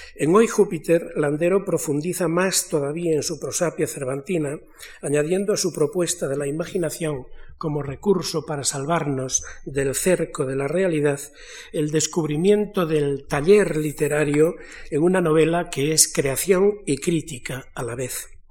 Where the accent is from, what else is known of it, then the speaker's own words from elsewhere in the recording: Galicia, Spain; now in Madrid, Spain; yo vengo de Galicia